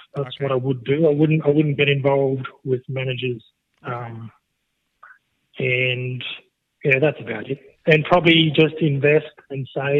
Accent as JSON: {"language": "English", "area": "Biloela", "region": "Queensland", "country": "Australia", "tie": "born or raised there", "lives_now": "Stanthorpe, Australia", "said": "Yeah, well, I grew up in Billawheeler, and we had a Brahman start"}